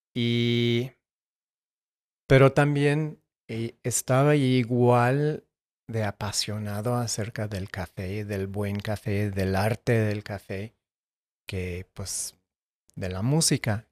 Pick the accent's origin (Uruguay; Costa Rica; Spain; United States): United States; Tucson, Arizona; yo crecí en Tucson, Arizona